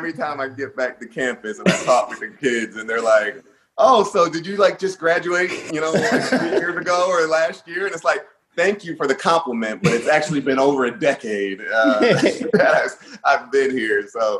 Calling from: Middletown, Delaware, United States; Yeah, Middletown, Delaware. It's a beautiful area. I feel like it's in the middle of everything.

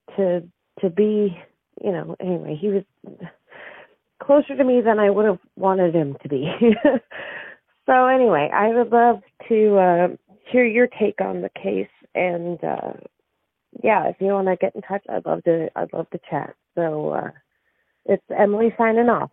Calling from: Halifax, Nova Scotia, Canada; I'm calling from, uh, Halifax, Nova Scotia

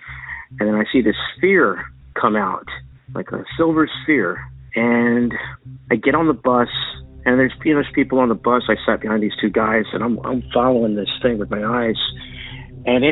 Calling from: San Antonio, Texas, United States; I'm calling from San Antonio, Texas

